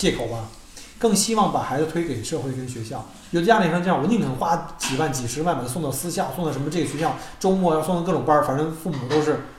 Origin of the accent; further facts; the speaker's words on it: China; now in Australia; 那没上过，那你我们从中国来怎么办？